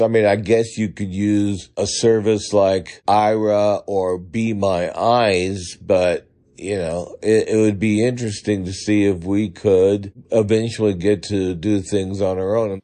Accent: Pittsburg, California, United States; now in Medford, United States; I grew up in the San Francisco Bay Area in the town of Pittsburgh, the one without the H in it. We, I lived in Pittsburgh, California

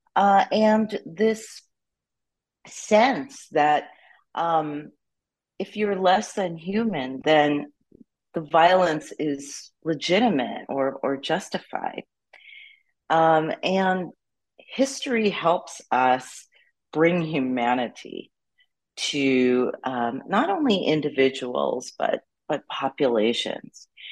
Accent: New York City, New York, United States; I was born and raised in New York City

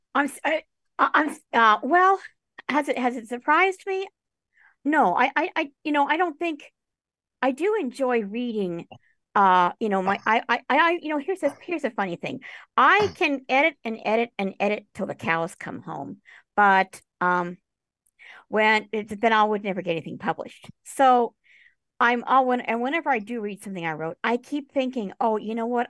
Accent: Tucson, Arizona, United States; moved away; also born or lived in New York City / Boulder, Colorado; My parents and I, we moved to Boulder, Colorado. We spent a few years there. And then we moved to Tucson, Arizona

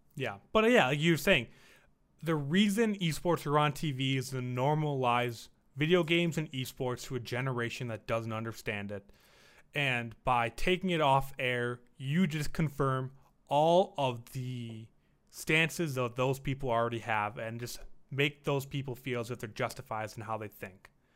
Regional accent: Las Vegas, Nevada, United States; born or raised there

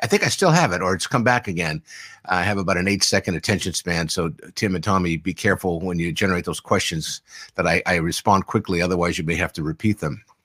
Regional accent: San Diego, California, United States; I grew up here in San Diego

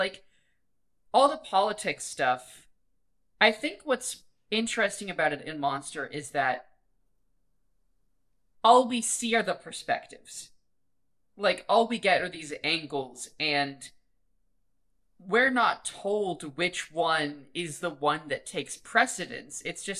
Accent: United States

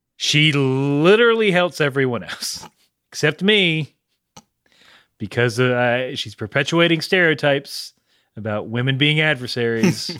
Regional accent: the South, United States; I'm from the South

